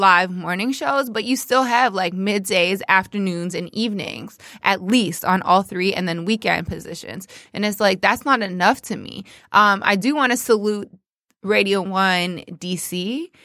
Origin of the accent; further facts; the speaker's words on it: Toronto, Ontario, Canada; moved away as an adult; also born or lived in New York; now in Detroit, United States; I'm from Toronto, but currently, um, you know, kicking it in the D.